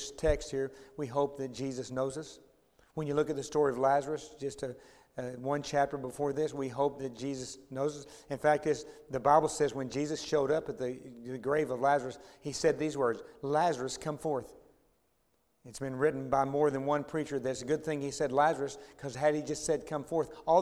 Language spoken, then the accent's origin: English; Dallas, Texas, United States; also born or lived in DeSoto, Texas; I grew up in Oak Cliff and then moved to DeSoto, Texas, and joined a church out there